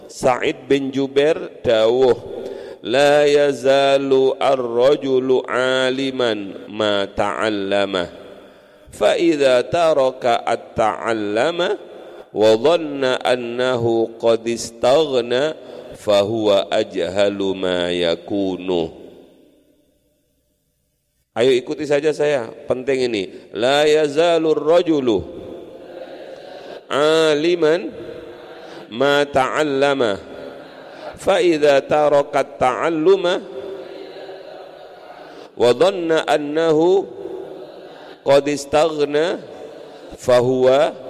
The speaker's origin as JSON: {"language": "Indonesian", "region": "East Java", "country": "Indonesia", "said": "apa kumprung itu saya orang Madura"}